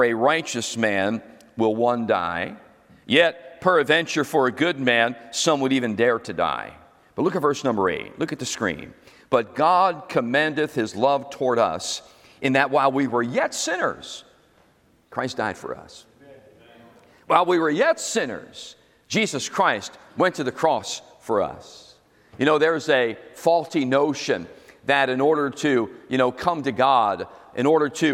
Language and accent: English; Philadelphia, Pennsylvania, United States; moved away; I was from South Philly, right over the bridge